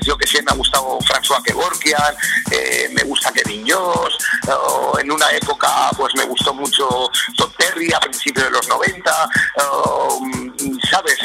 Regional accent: Spain; en mi país me siento muy querido

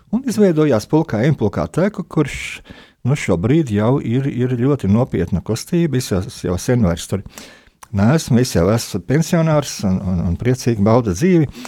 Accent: Siberia, Russia; born there; Esmu dzimis Sibīrijā, un, un to mhm. šoreiz varbūt nestāstīsim.

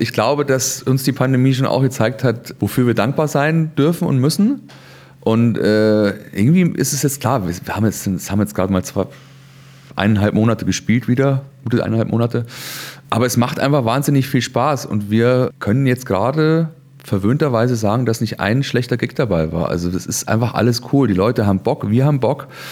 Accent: Chiemgau, Bavaria, Germany; moved away; in Bayern, in Chiemgau, da wo ich herkomme

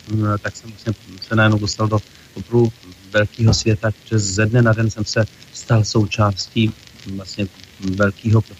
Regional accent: Čadca, Žilina Region, Slovakia; Ano, zastavím, protože tam mám rodinu, mám tam maminku, e, mám tam bratra s rodinou, takže tam jezdím docela často.

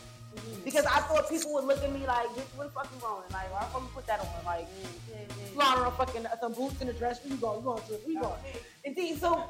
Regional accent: Jamaica; I'm Jamaican, so I love skin out my boom boom.

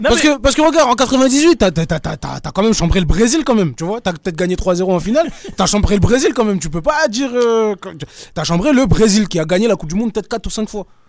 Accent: France; nous on est français

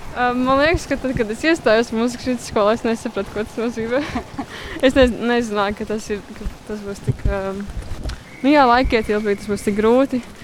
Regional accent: Aizpute, South Kurzeme Municipality, Latvia; also born or lived in Liepāja; no aizpūtas mācos uh, Liepājā

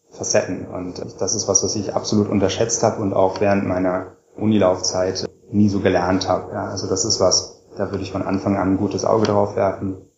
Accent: Göttingen, Lower Saxony, Germany; born there; Genau, ich wurde 1981 äh, geboren in Göttingen.

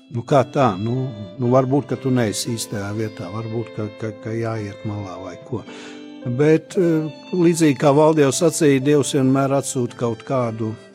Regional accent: Talsi, Latvia; also born or lived in Riga, Latvia; now in Čekava, Latvia; es esmu dzimis Tausos

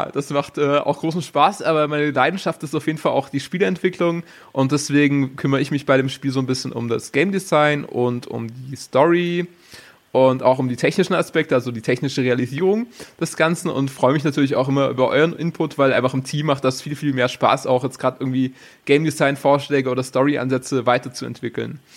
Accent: Baden-Württemberg, Germany; Genau, also ich bin aus dem Schwarzwald, im Süden Deutschlands

